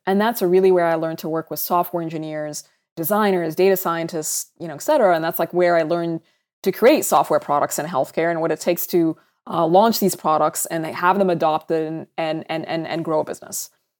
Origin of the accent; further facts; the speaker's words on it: Saudi Arabia; also born or lived in Sudan; So I'm originally from Sudan. That's where my parents are from. It's where I identify being from. And I also grew up in Saudi Arabia.